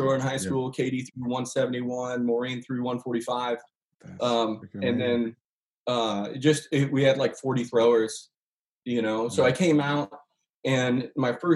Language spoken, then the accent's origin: English; Woodland, California, United States; moved away as an adult; also born or lived in Athens, Georgia / Ashland; I grew up Mormon in Woodland, California